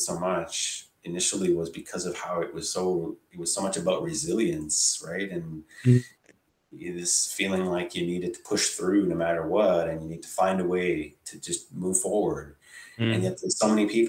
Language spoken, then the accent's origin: English; Ottawa, Ontario, Canada; also born or lived in Toronto; I didn't grow up in Toronto. I grew up here in Ottawa where I live now